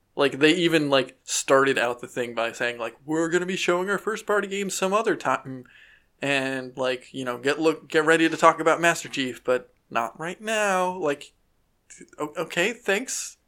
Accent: United States; we're American

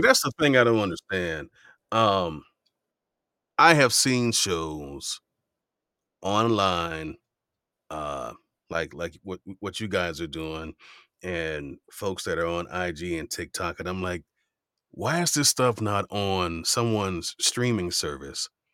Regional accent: Miami, Florida, United States; growing up in Miami

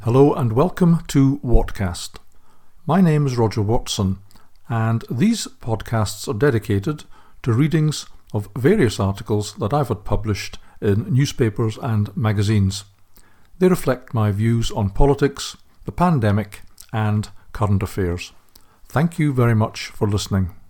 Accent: Scotland, United Kingdom; now in Middlesbrough, United Kingdom; I'm a Scot

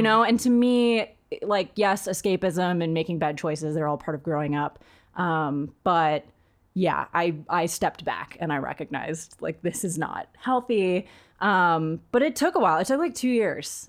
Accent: East Bay, California, United States; also born or lived in Santa Barbara; We lived in a really w, white, really rich neighborhood growing up in the East Bay

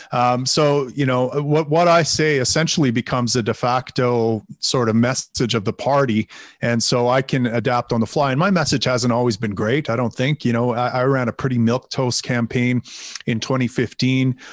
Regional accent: Canada; I am from Canada.

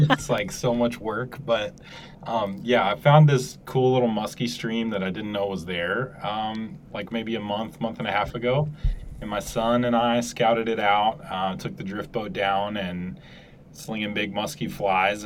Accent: Louisville, Kentucky, United States; I did grow up in Louisville, which is a pretty big city

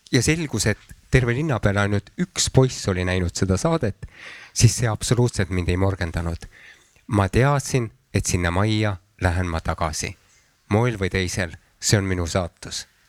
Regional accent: Antsla, Võru County, Estonia; moved away; tegelikult ma sündisin küll Võrus, aga minu lapsepõlv möödus Antslas.

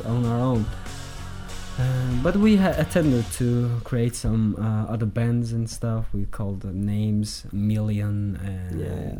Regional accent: Zagatala, Zagatala District, Azerbaijan; And I just went to my hometown, Zagatala. I was in Baku and lived there.

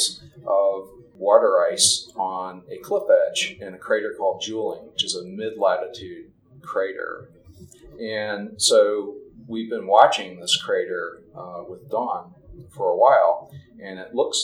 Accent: New Mexico, United States; my home state, which is New Mexico

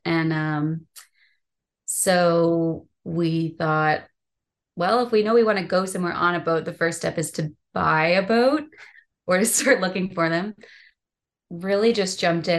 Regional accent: Michigan, United States; moved away; also born or lived in San Francisco Bay Area; I grew up in Michigan, so I could swim before I could walk.

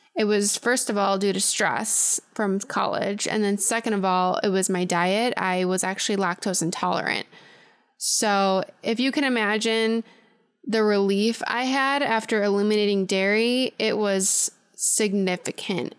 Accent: Chicago suburbs, Illinois, United States; I'm originally from the Chicago suburbs

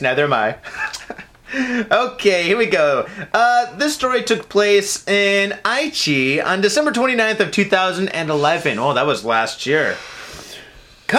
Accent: United States; now in Japan; I'm from America

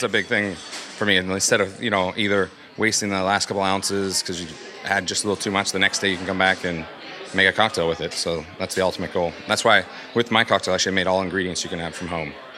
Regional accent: Pittsburgh, Pennsylvania, United States; I'm from Pittsburgh, Pennsylvania.

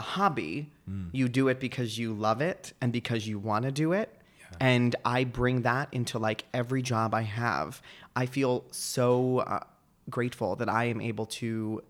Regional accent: Hillsborough, New Jersey, United States; It's in Somerset, New Jersey. Okay. I grew up in Hillsboro, which is like the next town over.

